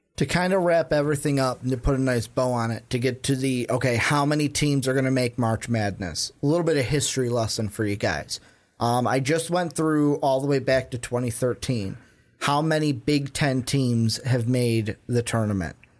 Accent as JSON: {"language": "English", "region": "Midwest", "country": "United States", "said": "we're from the Midwest"}